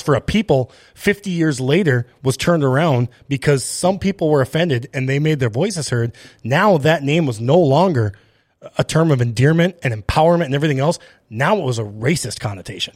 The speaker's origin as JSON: {"language": "English", "town": "Grand Forks", "region": "North Dakota", "country": "United States", "tie": "born or raised there", "said": "I grew up in Grand Forks, East Grand Forks, right, a, a predominantly white area"}